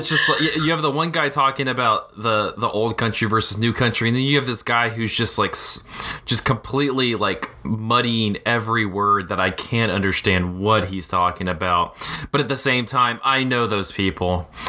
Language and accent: English; Chattanooga, Tennessee, United States; growing up in Chattanooga